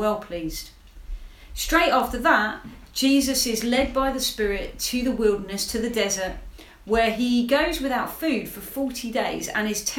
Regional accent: Hastings, South East England, United Kingdom; I'm from Hastings, which is actually one of the most deprived towns in the country

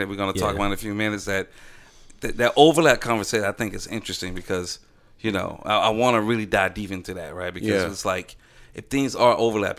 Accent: Atlanta, Georgia, United States; I am from Atlanta

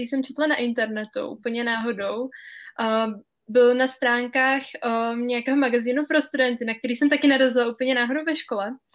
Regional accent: Cheb, Karlovy Vary Region, Czechia; now in France; já jsem teda z Chebu, jak jsi už řekla, a chodila jsem tam na, na gymnázium od první do sexty

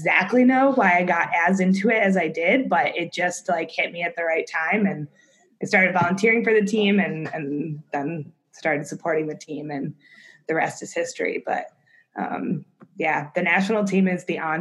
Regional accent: United States; now in Chicago, United States; we're from Lake Erie region

